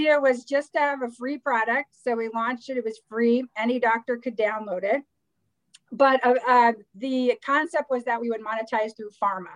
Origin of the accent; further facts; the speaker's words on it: Midwest, United States; I'm from the Midwest